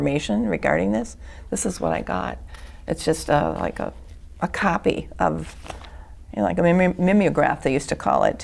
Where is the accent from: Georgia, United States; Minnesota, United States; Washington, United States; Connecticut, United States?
Minnesota, United States; Bloomington; I grew up in Bloomington, Minnesota